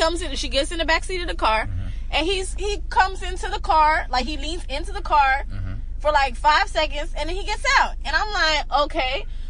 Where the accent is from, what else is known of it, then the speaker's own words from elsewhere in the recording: Miami, Florida, United States; moved away; I'm from Miami. From like, from. I didn't move over there and then move out.